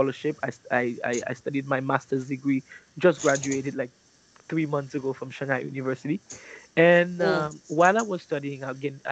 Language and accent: English; Haiti; moved away as an adult; also born or lived in Taiwan; now in China; Born and raised in Haiti, I went to school there